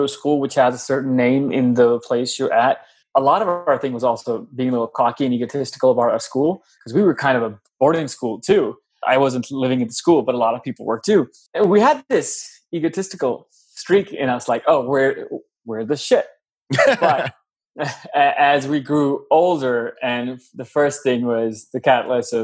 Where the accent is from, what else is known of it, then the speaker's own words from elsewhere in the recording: Lahore, Punjab, Pakistan; moved away as an adult; now in United States; I was born and raised in Lahore, Pakistan. Was there when I was 0 years old till I was 19, and then I moved to the US